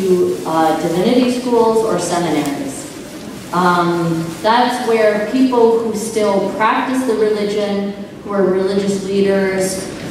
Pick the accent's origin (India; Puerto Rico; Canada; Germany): Canada; return back to Canada, my home country